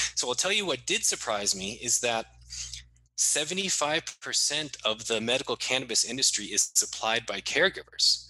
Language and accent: English; Maine, United States; my home state of Maine